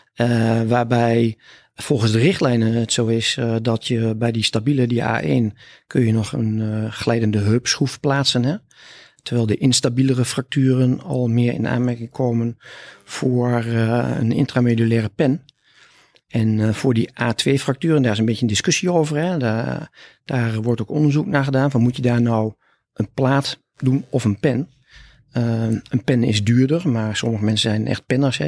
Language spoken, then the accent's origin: Dutch; Hellendoorn, Overijssel, Netherlands; accent: Twents; also born or lived in Almelo / Groningen; Ik kom uit Twente. Eh, soms is dat te horen, hè? maar eigenlijk altijd is dat te horen. Dus ik kom uit Hellendoorn, daar ben ik geboren. En ik heb een eh, middelbare schooltijd gedaan in Omlo